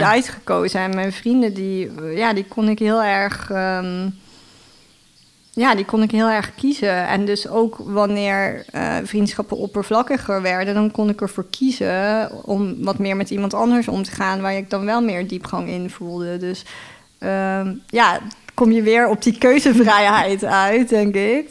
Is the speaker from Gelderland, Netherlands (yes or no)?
no; Heerlen, Limburg, Netherlands; moved away as an adult; also born or lived in Utrecht; ik kom uit Limburg eigenlijk.